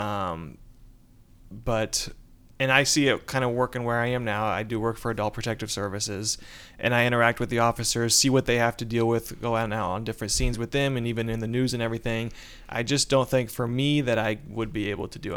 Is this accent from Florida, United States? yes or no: no; Warren, Indiana, United States; I am from Warren, Indiana